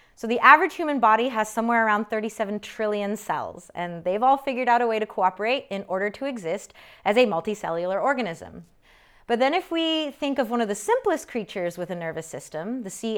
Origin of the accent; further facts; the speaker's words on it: United States; an American born to Korean immigrants